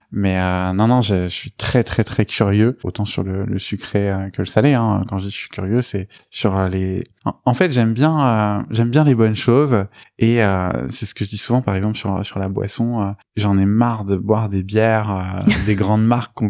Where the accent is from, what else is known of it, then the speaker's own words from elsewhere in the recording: Beauvais, Hauts-de-France, France; also born or lived in Rouen, Normandy / Besançon; je suis normand, euh, je suis né à Rouen. Euh, j'y suis resté à peu près jusqu'à mes 6 ans. Mais après, j'y retourne régulièrement parce que ma, grand-mère euh, y habite. Et sinon, j'ai vécu la plupart de ma vie en, Picardie à Beauvais.